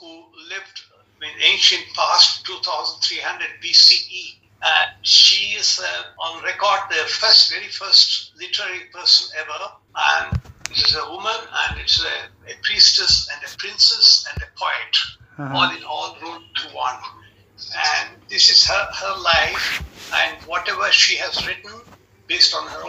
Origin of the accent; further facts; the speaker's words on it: Bangalore, Karnataka, India; moved away as an adult; also born or lived in Berlin, Germany; now in Germany; I'm from Bangalore